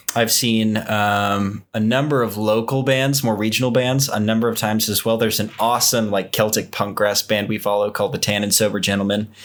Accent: Texas, United States; moved away; growing up in Texas, I was exposed to a lot of country western music

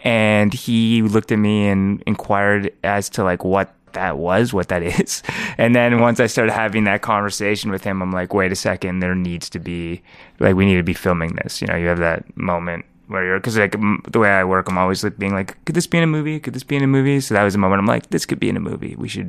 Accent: Toronto, Ontario, Canada; I'm New York Mills. I'm a York Mills Jew.

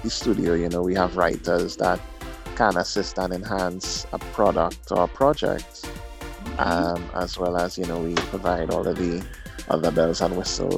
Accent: Point Fortin, Trinidad & Tobago; I'm also from Trinidad and Tobago, the South Side, Point Forte.

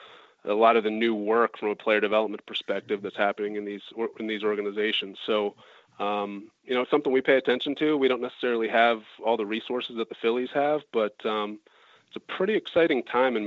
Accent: Wilmington, Delaware, United States; I grew up in Wilmington, Delaware

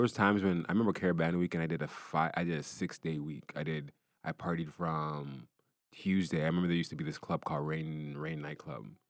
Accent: Brampton, Ontario, Canada; I grew up in Brampton.

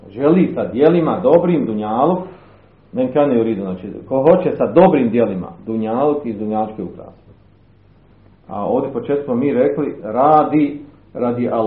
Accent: Bosnia & Herzegovina; kod nas u Bosni

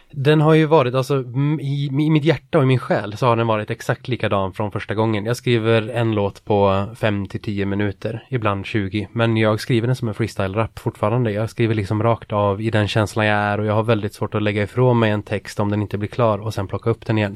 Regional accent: Jämtland, Sweden; moved away; det är Jämtland egentligen, där jag är ifrån

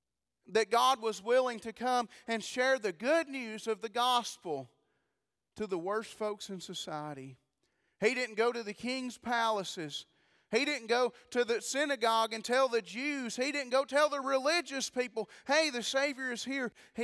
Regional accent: Sparta, United States; I'm just a hillbilly. I really am. I'm just from Sparta. Y'all know hillbillies.

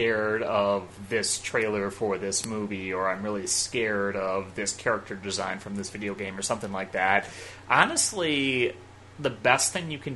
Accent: Midwest, United States; I grew up in the Midwest

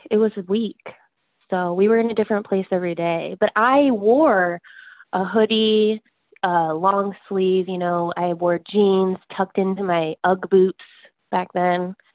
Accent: San Diego, California, United States; I'm from San Diego, California.

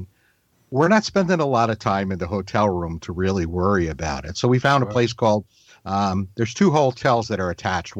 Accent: New York, United States; also born or lived in Massachusetts; now in North Carolina, United States; I grew up in New York and then I moved to Massachusetts and then down here to North Carolina.

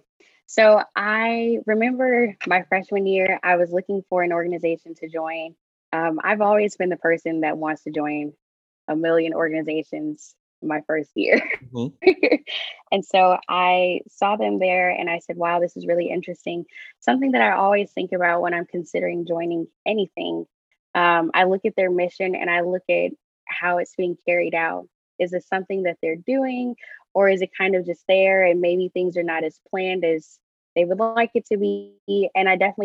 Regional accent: Houston, Texas, United States; my hometown, which is Houston

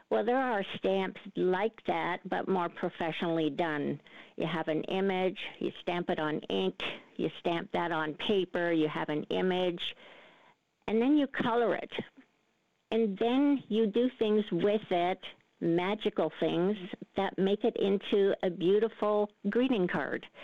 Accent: Canada; also born or lived in Netherlands; Well, Peter, I was born in Holland and came to Canada as a, a six year old girl.

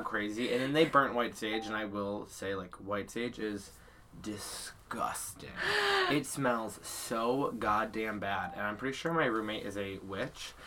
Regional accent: Massachusetts, United States; I'm from Massachusetts

